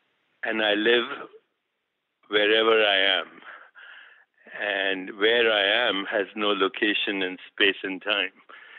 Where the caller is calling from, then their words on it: New York, United States; Actually, I live non-locally, but my physical body is in New York at the moment.